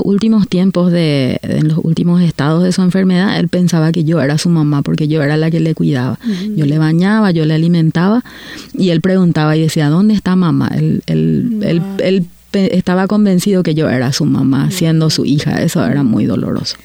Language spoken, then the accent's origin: Spanish; Paraguay; moved away as an adult; now in Canada; vengo de Paraguay y hace nueve años que estoy viviendo en, Canadá